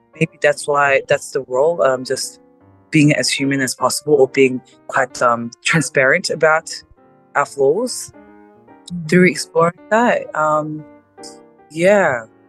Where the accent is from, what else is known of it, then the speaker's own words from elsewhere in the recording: South Korea; now in Australia; I'm Asian. I forgot about that." Right. uh, Korea